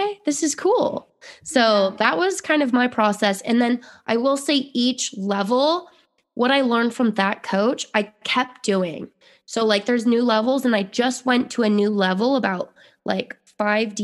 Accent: Utah, United States; moved away; I grew up in Utah

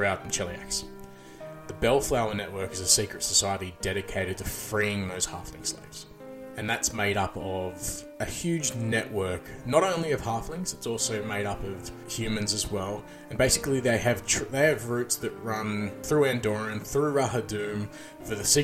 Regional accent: Australia; I'm Australian

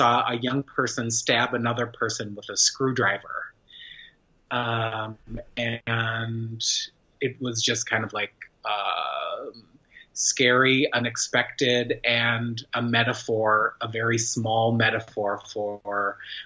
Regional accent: United States; also born or lived in Fort Worth, Texas; as an American artist

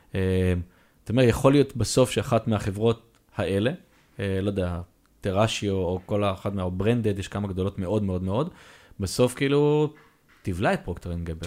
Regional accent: Israel; אנחנו ישראלים

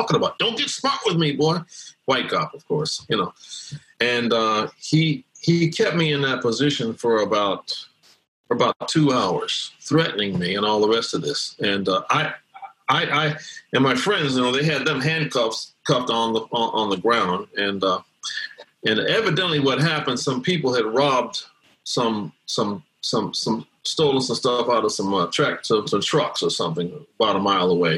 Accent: Gary, Indiana, United States; also born or lived in Brooklyn, New York; I grew up in Gary, Indiana, and I was born in Brooklyn, New York, grew up in Gary

